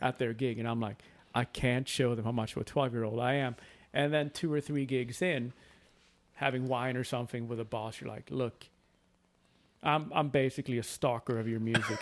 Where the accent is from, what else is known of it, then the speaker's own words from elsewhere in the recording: Sweden; moved away; my home country of Sweden